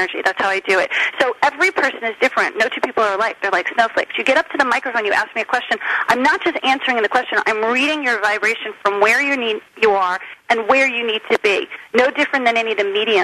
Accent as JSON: {"language": "English", "town": "Short Hills", "region": "New Jersey", "country": "United States", "tie": "born or raised there", "also_born_or_lived": "Miami, Florida", "moved": "yes", "lives_now": "California, United States", "said": "I grew up in Short Hills, New Jersey"}